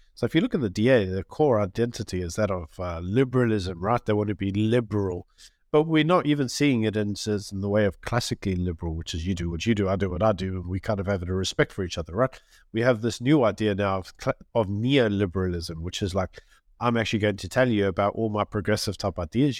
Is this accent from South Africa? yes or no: yes; South Africa; we are all South African